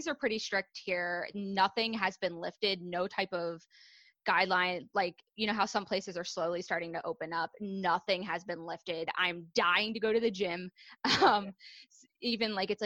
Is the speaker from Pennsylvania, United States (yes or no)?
yes; Pennsylvania, United States; moved away as an adult; now in New Jersey, United States; I'm actually from Pennsylvania originally.